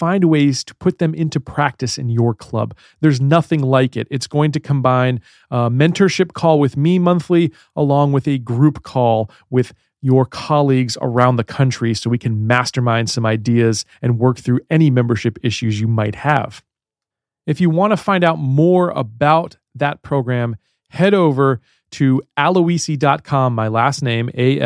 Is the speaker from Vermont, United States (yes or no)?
no; Baltimore, Maryland, United States; accent: Baltimore; I have a little bit of a Baltimore accent